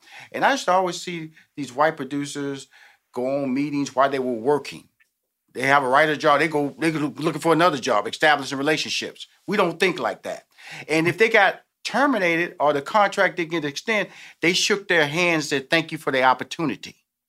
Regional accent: Houston, Texas, United States; I come from Fifth Ward, Texas. I grew up with nothing but black people.

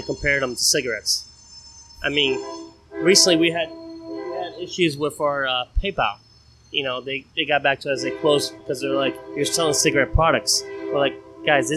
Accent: Brazil; now in Orlando, United States; I was born and raised in Brazil

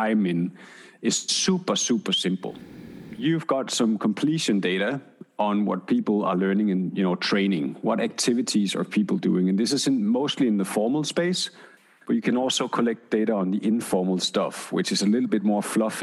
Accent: Denmark; I'm from Denmark

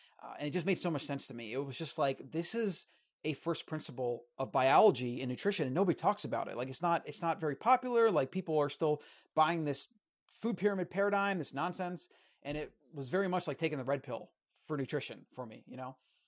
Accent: Florida, United States; So, yeah, I mean, I grew up in Florida and, you know, standard American diet.

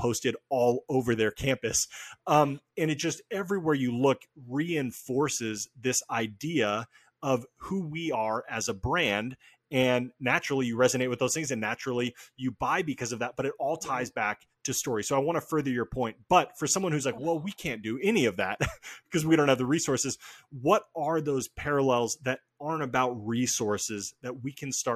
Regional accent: Albany, Oregon, United States; also born or lived in Portland, Oregon; I grew up in Oregon. I was born in Portland. I grew up like an hour south in a small town called Albany.

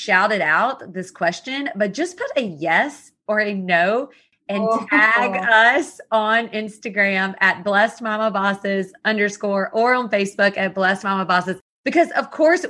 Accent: the South, United States; I was born and raised in the South

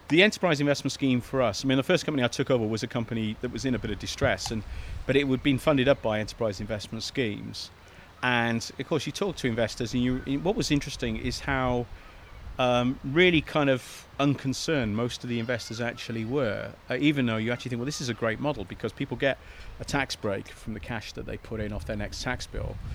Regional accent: Cardiff, Wales, United Kingdom; moved away as an adult; now in England; I'm from Cardiff uh, and uh, came down here, fell in love with the place, went to uni

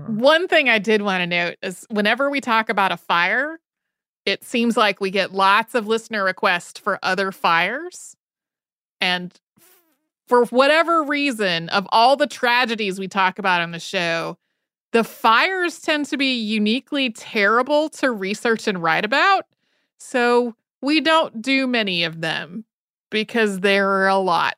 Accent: Winston-Salem, North Carolina, United States; when I was a kid, I grew up outside of Winston-Salem, North Carolina

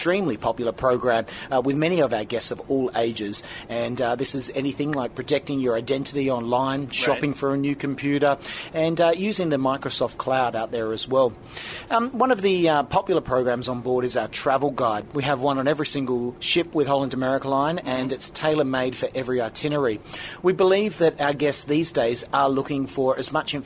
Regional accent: Perth, Western Australia, Australia; I'm from Perth in Western Australia, born and bred down under.

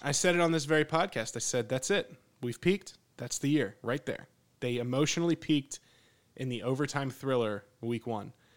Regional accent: Pennsylvania, United States; moved away as an adult; now in Texas, United States; growing up in Pennsylvania where I, where I grew up, it was always like it was cool 'cause it's like, oh, you're ninety minutes away from New York City

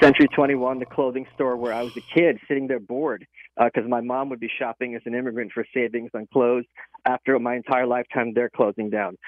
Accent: New York, United States; I'm a New Yorker

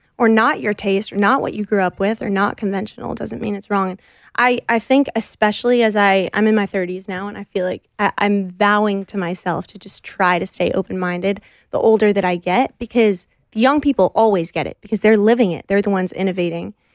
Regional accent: United States; I grew up just outside of New York City in the Northeast

